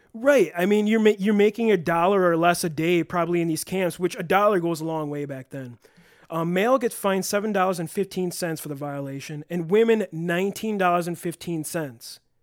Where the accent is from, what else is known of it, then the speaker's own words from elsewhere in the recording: Elkhorn, Wisconsin, United States; I was also born in Elkhorn, Wisconsin, and attended the Elkhorn Area School District